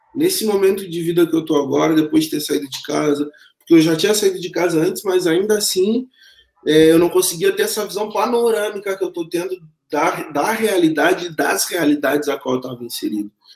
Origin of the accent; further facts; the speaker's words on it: Pelotas, Rio Grande do Sul, Brazil; moved away as an adult; nascido dia 13 de 9 de 1985, em Pelotas, onde eu residi até três anos atrás, onde fiz minha formação também escolar, acadêmica. Eu quase nunca saí de lá, eu sou pelotense nato demais